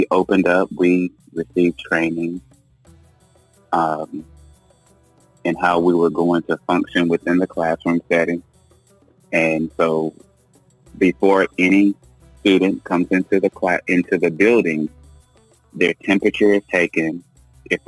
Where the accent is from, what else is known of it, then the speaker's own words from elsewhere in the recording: Goldston, North Carolina, United States; now in Siler City, United States; I am originally from Golston, North Carolina